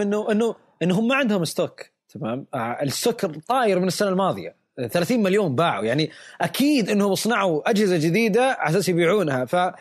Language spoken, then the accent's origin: Arabic; Saudi Arabia; عندنا بالسعودية